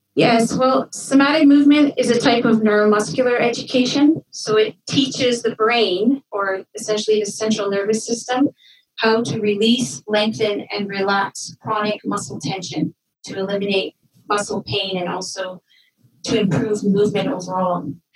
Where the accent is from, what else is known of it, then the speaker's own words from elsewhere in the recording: Red Lake, Ontario, Canada; moved away as an adult; also born or lived in Milan, Italy; I grew up in a small town in northwestern Ontario called Red Lake